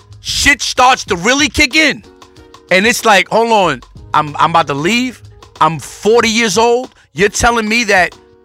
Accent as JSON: {"language": "English", "country": "Colombia", "said": "I am Colombian."}